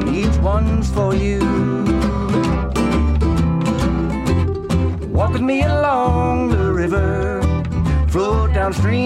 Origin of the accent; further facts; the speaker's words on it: Hickory, North Carolina, United States; also born or lived in Morganton, North Carolina; We're from Hickory, North Carolina, and Morganton, North Carolina